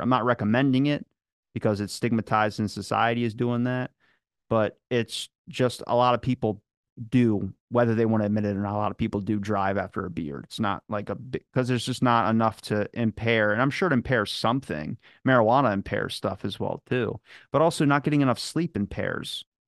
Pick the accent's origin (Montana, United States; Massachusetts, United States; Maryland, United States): Maryland, United States; accent: Baltimore; I'm from Maryland